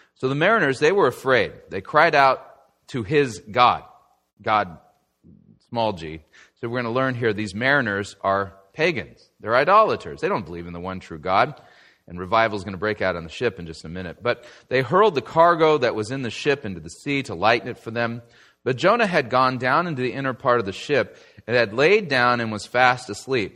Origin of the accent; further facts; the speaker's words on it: Southern California, United States; when I was a kid growing up in Southern California